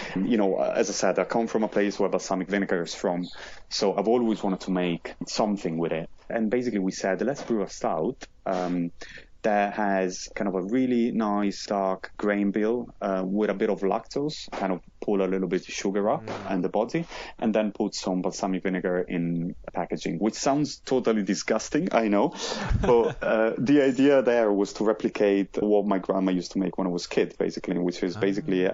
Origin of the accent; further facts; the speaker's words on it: Modena, Emilia-Romagna, Italy; moved away as an adult; now in London, United Kingdom; I'm from Modena, which is basically just half an hour from Bologna